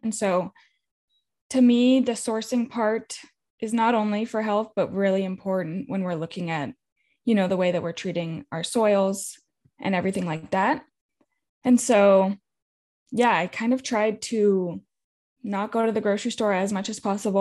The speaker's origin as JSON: {"language": "English", "region": "California", "country": "United States", "said": "I'm from California. I grew up in a drought"}